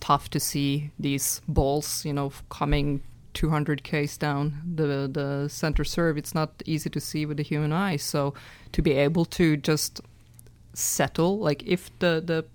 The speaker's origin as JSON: {"language": "English", "country": "Norway", "said": "I'm from Norway, and it's a very small tennis nation"}